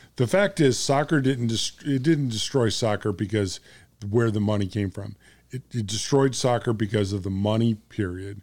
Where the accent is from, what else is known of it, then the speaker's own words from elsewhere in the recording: United States; I'm American